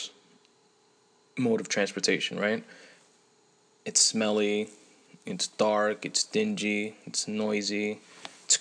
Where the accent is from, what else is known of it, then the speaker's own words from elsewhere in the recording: New York City, New York, United States; I'm from New York City, that being, well, I'm from Queens